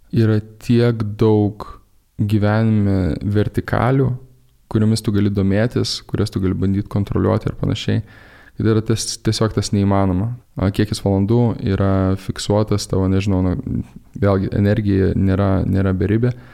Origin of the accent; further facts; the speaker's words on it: Lithuania; moved away; aš esu lietuvis